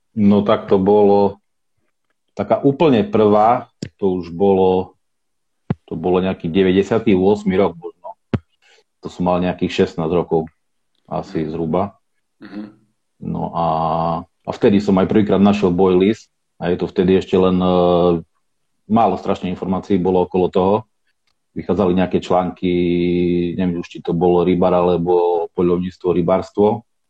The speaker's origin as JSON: {"language": "Slovak", "town": "Košice", "region": "Košice Region", "country": "Slovakia", "said": "ja pochádzam z Košic"}